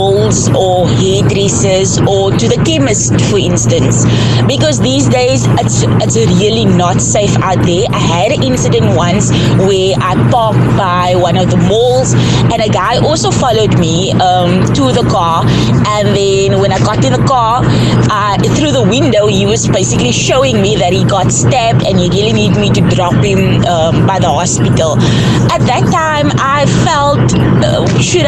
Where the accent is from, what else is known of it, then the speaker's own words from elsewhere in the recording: Cape Town, Western Cape, South Africa; I am initially from Mitchell's Plain